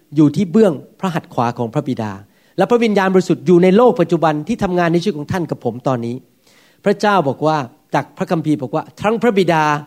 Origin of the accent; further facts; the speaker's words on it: Thailand; now in United States; ผมก็ยังปฏิบัติเหมือนกับคนไทยพูดมีแอคเซนต์